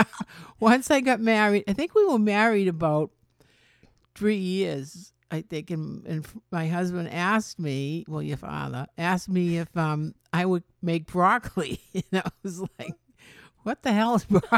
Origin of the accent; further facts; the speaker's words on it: Medford, Massachusetts, United States; I grew up in Medford, Massachusetts